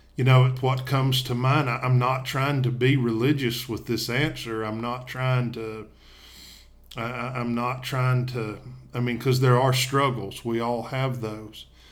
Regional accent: Tennessee, United States; now in Coleman, Alabama, United States; I'm originally from Tennessee, but we live and work in Coleman, Alabama

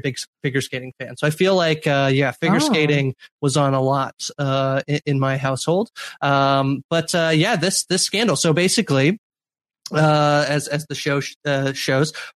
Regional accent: Canada; as a Canadian

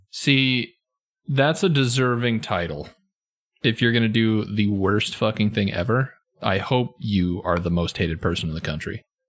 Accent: United States; I'm an American.

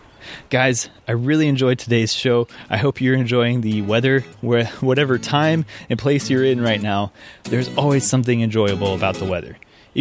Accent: Midwest, United States; I grew up in the Midwest

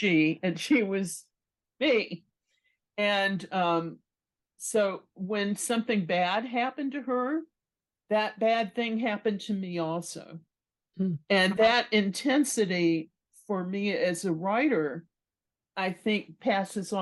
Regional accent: Galveston, Texas, United States; my hometown, which is Galveston, Texas.

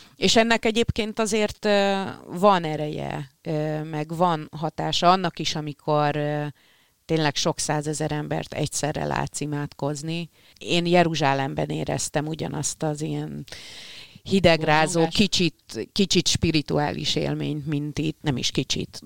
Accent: Hungary; magyarok vagyunk

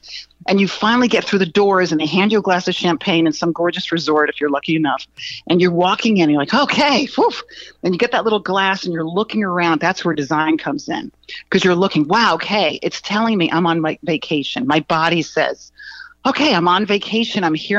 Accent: East Coast, United States; now in Los Angeles, United States; I came from the East Coast, and when I first moved to Los Angeles, I instantly somehow got attracted to Venice

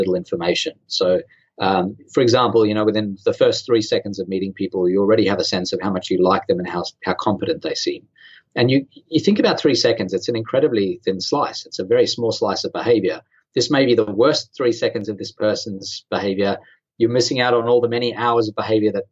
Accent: Sydney, New South Wales, Australia; I'm from Australia. I'm from Sydney.

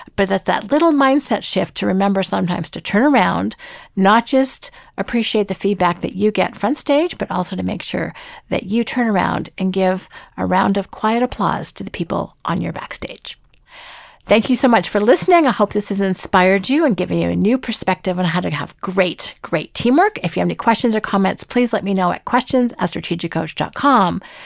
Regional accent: Toronto, Ontario, Canada; I'm from Toronto

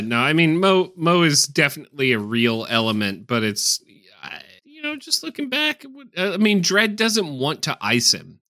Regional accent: United States; as an American

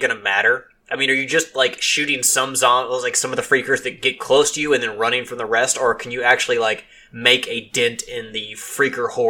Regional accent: Louisville, Kentucky, United States; I'm from Kentucky

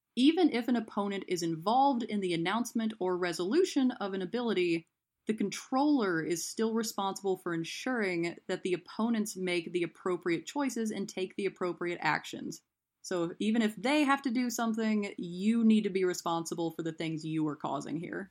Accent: East Tennessee, United States; now in Tampa, United States; I grew up in East Tennessee. I currently live in Tampa, Florida

